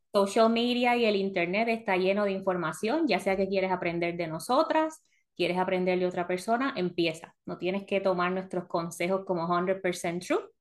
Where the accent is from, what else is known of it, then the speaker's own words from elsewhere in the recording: Puerto Rico; moved away as an adult; also born or lived in South Florida; now in United States; todo hecho en Puerto Rico. Ah, ya llevamos que como 16 años en Estados Unidos